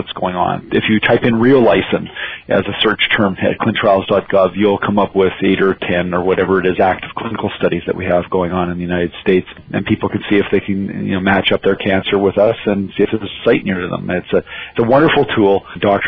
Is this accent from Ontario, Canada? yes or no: no; Alberta, Canada; I'm from Alberta, and it's hard to find somebody here who hasn't worked in the oil industry